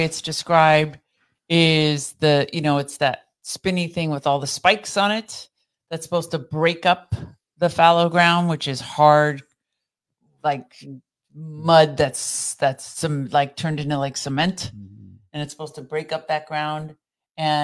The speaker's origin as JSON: {"language": "English", "town": "Beverly Hills", "region": "California", "country": "United States", "moved": "yes", "lives_now": "Orange County, United States", "said": "I'm actually originally from Beverly Hills. Parents were Iranian."}